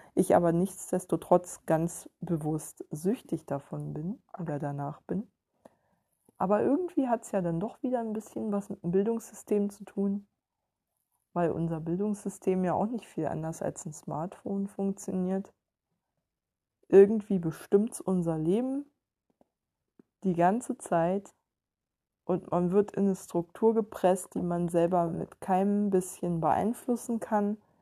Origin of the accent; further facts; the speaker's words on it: Ueckermünde, Mecklenburg-Vorpommern, Germany; moved away; bei uns in Öckermünde war das so, dass die Lehrer quasi die Intellektuellen waren